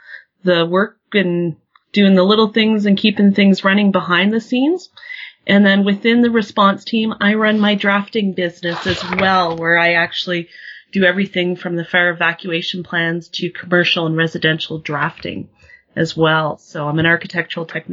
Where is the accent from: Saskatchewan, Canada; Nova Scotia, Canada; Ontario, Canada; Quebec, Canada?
Saskatchewan, Canada; I grew up in Saskatchewan, and I got to experience my dad being laid off